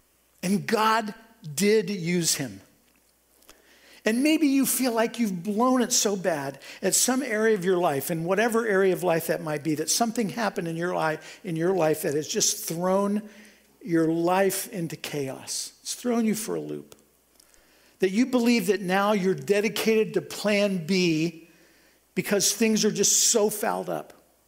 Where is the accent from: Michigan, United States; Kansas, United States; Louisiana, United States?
Kansas, United States; Topeka; my hometown, from Topeka, Kansas